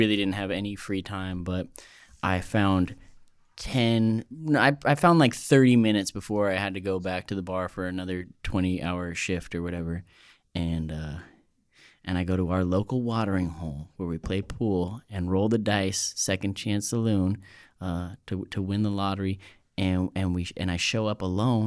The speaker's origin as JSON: {"language": "English", "town": "Los Angeles", "region": "California", "country": "United States", "tie": "born or raised there", "moved": "yes", "lives_now": "New York, United States", "said": "I grew up in Westchester. Inglewood, Westchester, yeah, Venice area"}